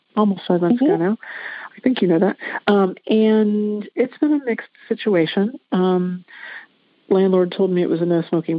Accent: Lancaster, Ohio, United States; moved away; I'm supposed to move back to my hometown to be close to mom

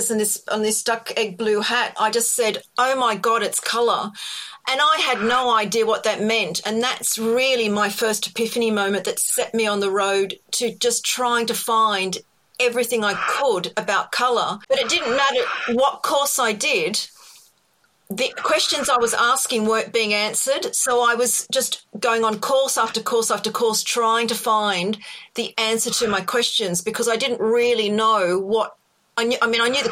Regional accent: Australia; accent: Australian; now in United Kingdom; It's an Australian accent

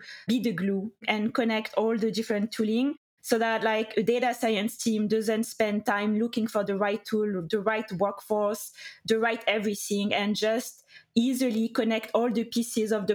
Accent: France; accent: French; English is a second language; moved away as an adult; also born or lived in United Kingdom; now in United States; I studied in France. You can hear my accent, of course. And I was a lawyer in France for 3 years

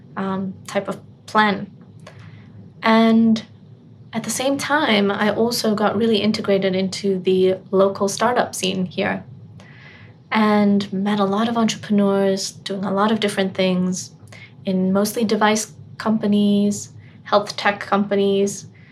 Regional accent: Botswana; moved away; growing up in Botswana

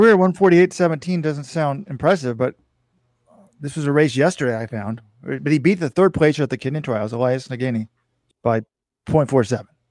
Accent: Texas, United States; when I was a kid, I grew up in Texas

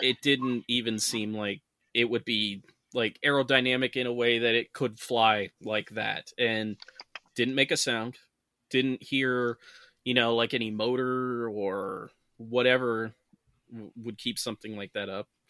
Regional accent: Saranac Lake, New York, United States; a lot of the houses in my hometown, Sarnac Lake, are old.

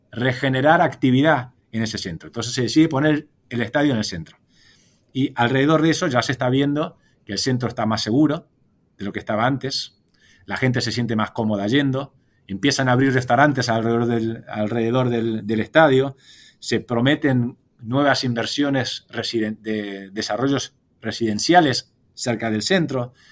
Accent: Buenos Aires, Argentina; born there; Nací en Buenos Aires, pero, pero pasé menos años que vos.

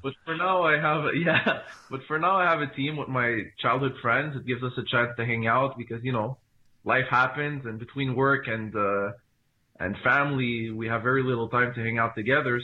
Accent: Montreal, Quebec, Canada; I am from Montreal. I was born in Canada, uh, but my family is from, uh, Morocco.

